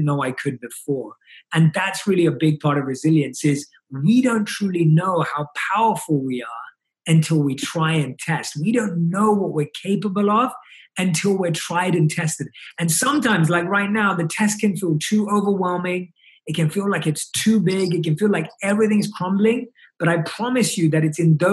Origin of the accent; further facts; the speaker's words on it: London, United Kingdom; growing up in London, where I was born and raised